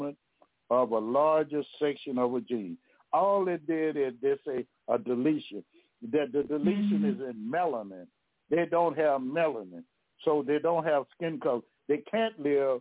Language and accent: English; Louisiana, United States; I'm from Louisiana now